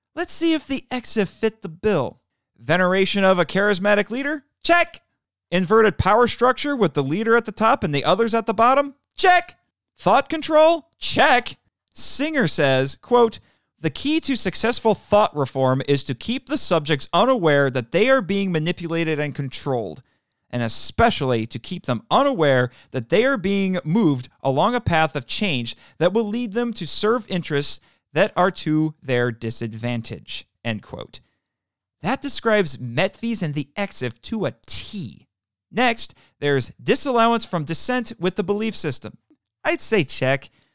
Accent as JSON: {"language": "English", "region": "Indiana", "country": "United States", "tie": "born or raised there", "said": "my home state of Indiana"}